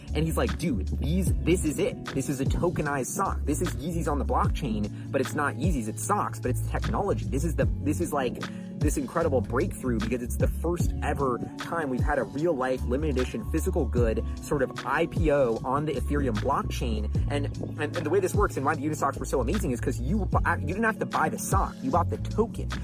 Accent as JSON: {"language": "English", "region": "New York", "country": "United States", "tie": "born or raised there", "said": "growing up in New York"}